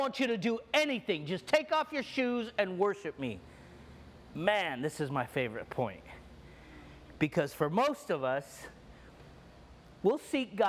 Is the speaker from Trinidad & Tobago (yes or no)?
no; Egypt; I'm Egyptian, and I grew up in the Orthodox Church